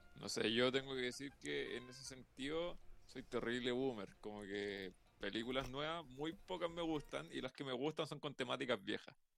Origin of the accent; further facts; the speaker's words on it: Santiago, Santiago Metropolitan Region, Chile; como santiaguino me siento